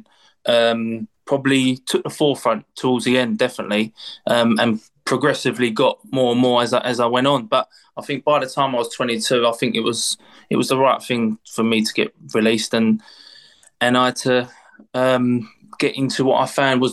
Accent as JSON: {"language": "English", "region": "London", "country": "United Kingdom", "tie": "born or raised there", "said": "I'm from East London. I lived literally 5 minute walk from Upton Park. That's where I'm brought up, grew up"}